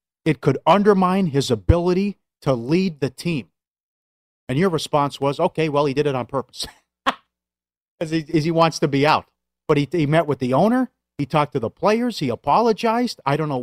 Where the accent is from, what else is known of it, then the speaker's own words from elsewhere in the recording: Midwest, United States; I'm from the Midwest.